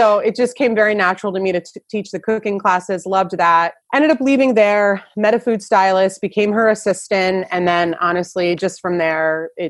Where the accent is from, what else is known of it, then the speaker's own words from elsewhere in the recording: New Jersey, United States; accent: New Jersey; moved away as an adult; also born or lived in New York / California; I'm born and raised in New Jersey.